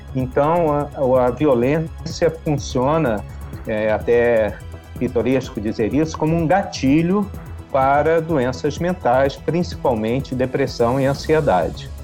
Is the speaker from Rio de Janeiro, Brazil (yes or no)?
yes; Rio de Janeiro, Brazil; como carioca